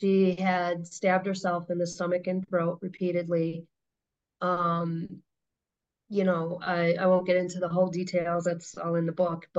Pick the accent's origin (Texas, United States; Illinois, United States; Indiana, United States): Illinois, United States; Chicago; I was born in Chicago